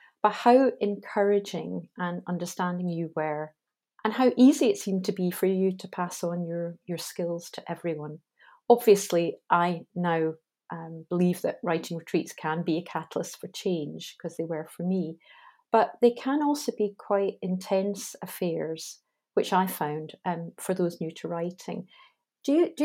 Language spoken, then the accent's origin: English; Scotland, United Kingdom; I'm Scottish.